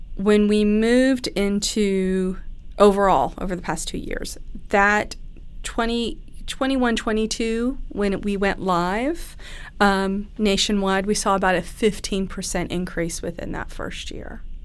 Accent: Pennsylvania, United States; moved away as an adult; now in Kentucky, United States; I grew up in Pennsylvania. I moved down here to Kentucky for school.

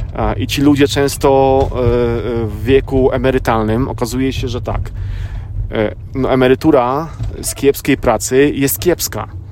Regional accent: Poland; now in United States; też z Polski

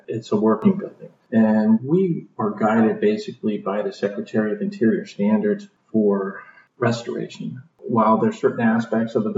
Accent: Piedmont area, Virginia, United States; moved away; I grew up in Virginia and sort of the Piedmont area there

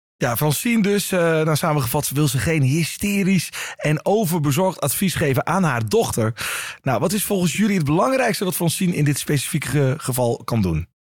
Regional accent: eastern Netherlands, Netherlands; ik kom uit het oosten van Nederland

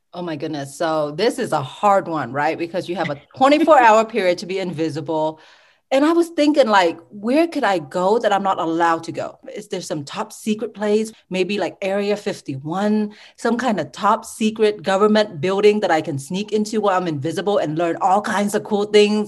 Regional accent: Sugar Land, Texas, United States; also born or lived in Ho Chi Minh City, Vietnam; I really grew up in Sugarland, Texas

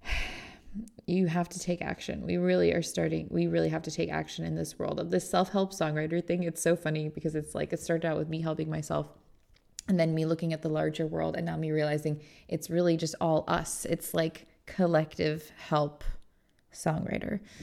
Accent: Indiana, United States; I'm from Indiana

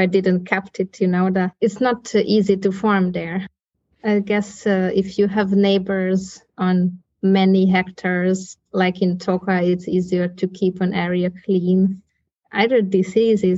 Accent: northeastern Hungary, Hungary; moved away as an adult; also born or lived in Copenhagen, Denmark; I was born in Hungary, here in northeastern Hungary. I grew up here

